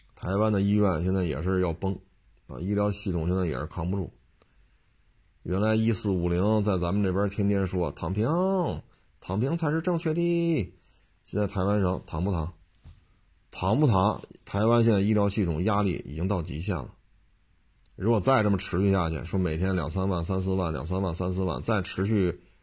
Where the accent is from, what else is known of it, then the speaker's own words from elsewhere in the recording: Beijing, China; 我在生在北京，长在北京，这么多年了